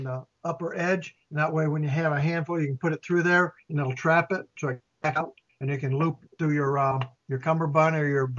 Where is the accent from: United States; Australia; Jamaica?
United States; I am from Carolina